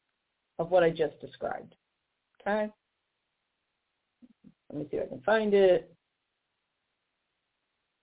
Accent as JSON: {"language": "English", "town": "St. Louis", "region": "Missouri", "country": "United States", "tie": "born or raised there", "said": "In my hometown of St. Louis"}